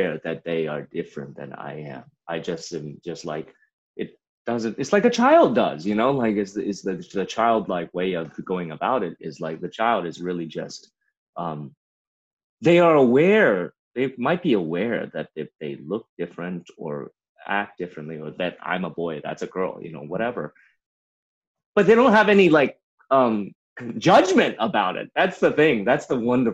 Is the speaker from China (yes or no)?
yes; China; also born or lived in Memphis, United States; now in United States; I grew up in China